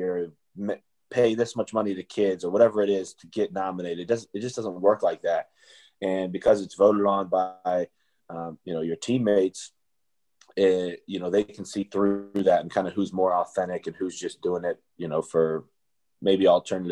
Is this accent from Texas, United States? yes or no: no; Omaha, Nebraska, United States; now in Buffalo, United States; my hometown in Omaha, Nebraska